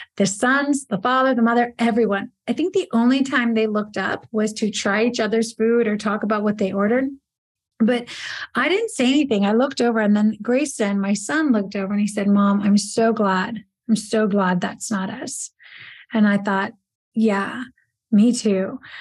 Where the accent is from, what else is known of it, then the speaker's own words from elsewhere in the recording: Italy; moved away; I grew up in Italy